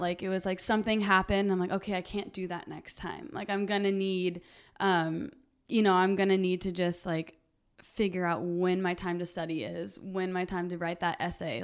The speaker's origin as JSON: {"language": "English", "town": "Huntington Beach", "region": "California", "country": "United States", "tie": "born or raised there", "also_born_or_lived": "Costa Mesa, California", "said": "I was born in Long Beach, and then my family is from like the Costa Mesa area, so I grew up in Huntington Beach"}